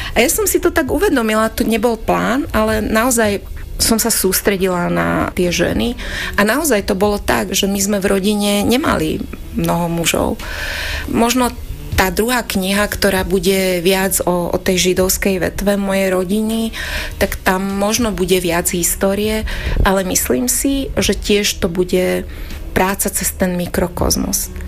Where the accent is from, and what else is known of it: Lučenec, Banská Bystrica Region, Slovakia; born or raised there; Slovak is a second language; also born or lived in Gemerská Panica